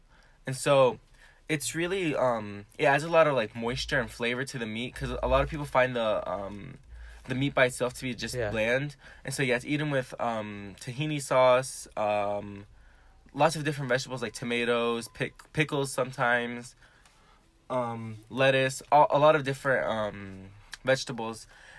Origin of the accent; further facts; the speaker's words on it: Syria; born there; I was born near Damascus. It's the capital of Syria.